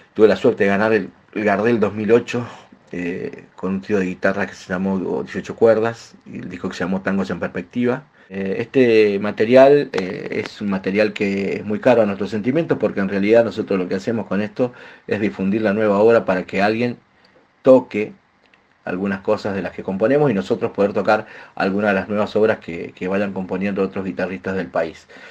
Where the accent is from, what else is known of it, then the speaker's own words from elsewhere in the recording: Mendoza, Argentina; grabamos en Mendoza, de donde soy oriundo